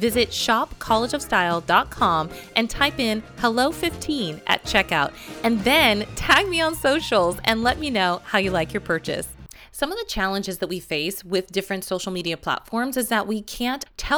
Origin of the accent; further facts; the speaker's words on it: Las Vegas, Nevada, United States; If you need a getaway, I am always a fan of my hometown of Las Vegas.